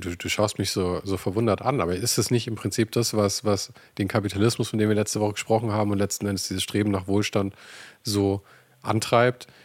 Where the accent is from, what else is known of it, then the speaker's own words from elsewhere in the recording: Germany; bei uns in Deutschland